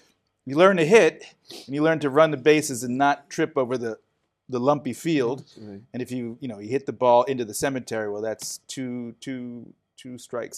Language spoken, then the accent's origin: English; Philadelphia, Pennsylvania, United States; also born or lived in Chicago; we moved from Chicago to Philadelphia. I was born right downtown in the middle of Chicago. So, city boy from the beginning.